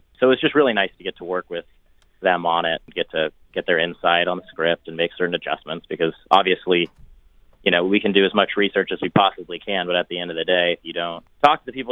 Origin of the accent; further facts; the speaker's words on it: Laguna Beach, California, United States; We grew up in Laguna Beach